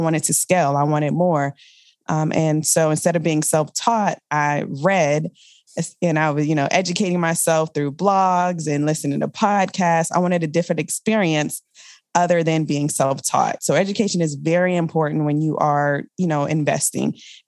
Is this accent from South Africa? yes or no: no; Richmond, Virginia, United States; also born or lived in Germany / California / Colorado / Kentucky; I am from the Richmond, Virginia area. My father was in the military, so I'm considered a military brat.